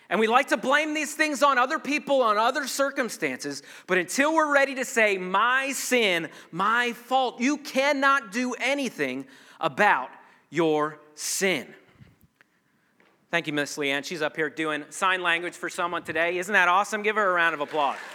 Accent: Ireland; I, am a redhead, I'm Irish, I've got all these excuses as to why I have an anger issue.

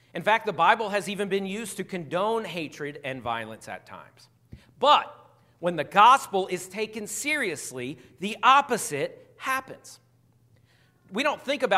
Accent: Philadelphia, Pennsylvania, United States; moved away as an adult; also born or lived in Arkansas; I grew up 30 minutes outside of Philadelphia. I spent 22 years there

